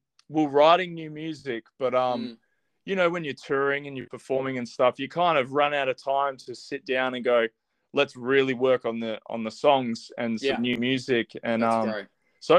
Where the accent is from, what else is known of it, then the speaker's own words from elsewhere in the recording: Australia; we're from Australia